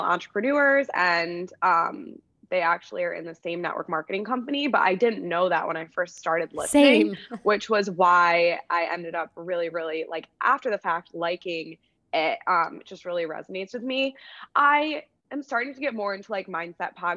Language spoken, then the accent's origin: English; Syracuse, New York, United States; I'm from Syracuse, New York, and I went to school and I played Division I lacrosse at Wagner College